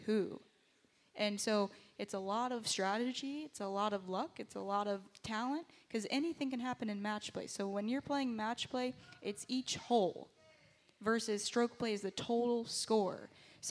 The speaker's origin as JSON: {"language": "English", "town": "Southport", "region": "North Carolina", "country": "United States", "said": "I'm from Southport, North Carolina, not too far, happiest seaside"}